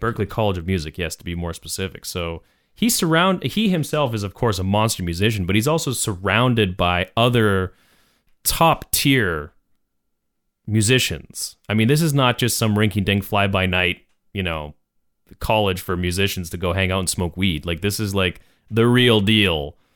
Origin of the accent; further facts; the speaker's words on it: Canada; we were Canadian, we love being Canadian